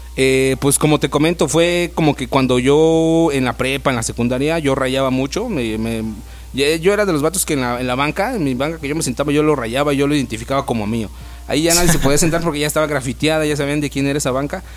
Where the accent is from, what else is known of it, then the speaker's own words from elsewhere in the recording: Ecatepec, State of Mexico, Mexico; also born or lived in Zimatlán de Álvarez, Oaxaca; now in Oaxaca, Mexico; yo vengo de, soy, soy natal del Estado de México, de Catepec, en Catepón